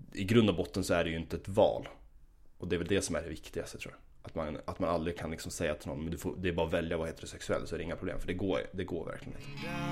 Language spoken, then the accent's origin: Swedish; Gävle, Gävleborg County, Sweden; moved away as an adult; also born or lived in Stockholm; now in Uppsala, Sweden; Jag kommer ursprungligen från, eh, från Gävle. Ehm, och eh, ja, växte upp där.